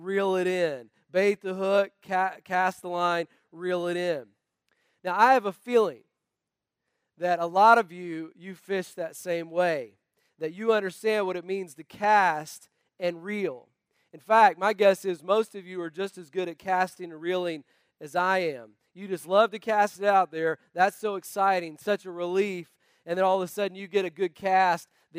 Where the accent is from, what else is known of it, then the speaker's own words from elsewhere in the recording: North Carolina, United States; moved away; also born or lived in Tennessee; I was born in Tennessee, raised in North Carolina, so if an occasional y'all slips out of my mouth